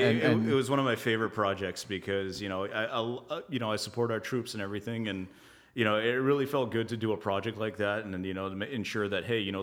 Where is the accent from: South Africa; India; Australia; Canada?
Canada; we're Canadian innovation, Canadian this, Canadian that.